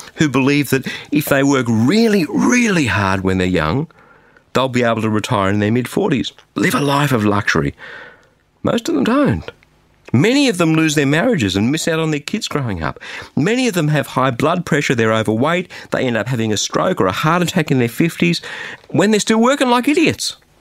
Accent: Australia; an Australian

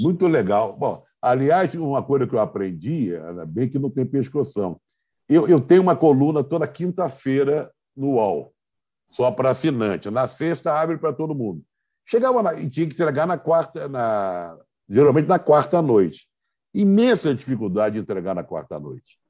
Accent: Rio de Janeiro, Brazil; Eu que sou do Rio de Janeiro

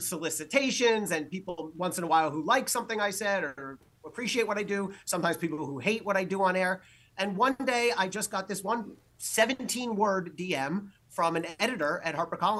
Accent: New Jersey, United States; So I am a Jersey kid. I'm from New Jersey.

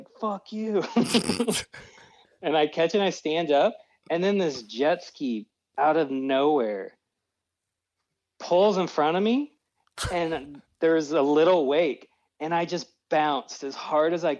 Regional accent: Pensacola, Florida, United States; I'm from the Gulf of Mexico

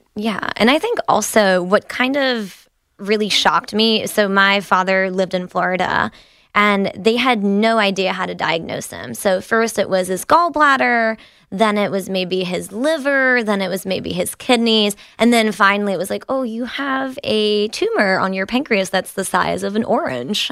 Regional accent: France; now in United States; I was born and raised in France

